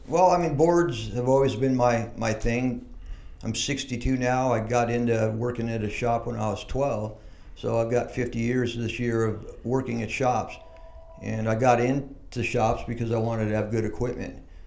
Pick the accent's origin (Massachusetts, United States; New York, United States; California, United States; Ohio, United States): California, United States; San Diego; I grew up in Mission Hills